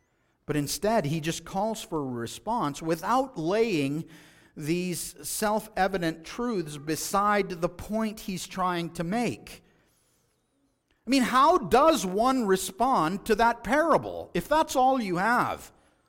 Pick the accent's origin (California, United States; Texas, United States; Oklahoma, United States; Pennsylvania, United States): Texas, United States; I remember as a child growing up in West Texas, many a day were spent in the field hoeing weeds.